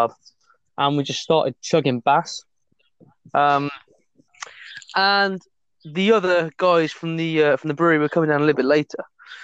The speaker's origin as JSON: {"language": "English", "town": "Burton upon Trent", "region": "West Midlands", "country": "United Kingdom", "moved": "yes", "said": "I'm actually from Burton."}